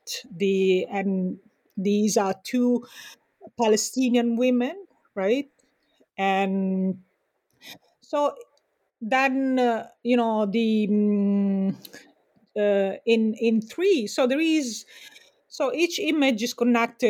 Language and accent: English; Sicily, Italy; now in United States; I'm also from Sicily